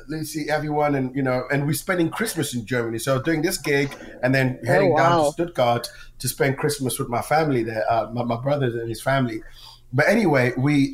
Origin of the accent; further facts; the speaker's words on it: Zimbabwe; moved away; also born or lived in England; I'm Zimbabwean.